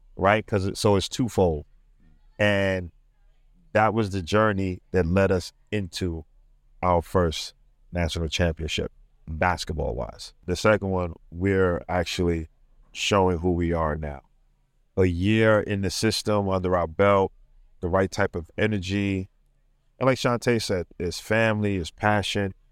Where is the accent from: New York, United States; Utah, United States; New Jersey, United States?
New York, United States; New York City; I'm from Brooklyn, New York.